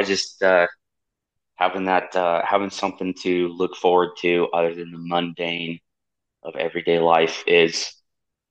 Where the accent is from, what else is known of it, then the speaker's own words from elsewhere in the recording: California, United States; moved away as an adult; also born or lived in Virginia / North Dakota; born and raised in California, enlisted when I was 19